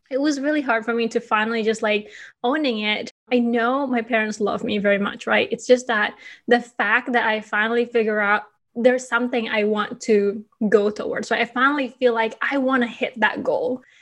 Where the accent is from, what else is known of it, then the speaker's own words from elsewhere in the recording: Bali, Indonesia; now in Chicago, United States; But the idea is that my husband and I were thinking, okay, I am from Bali.